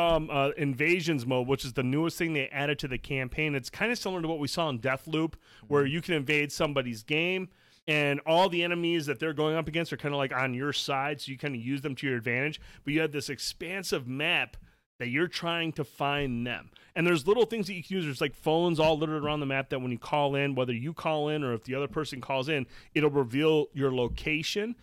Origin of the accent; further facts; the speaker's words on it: Shields, Michigan, United States; I grew up in Shields.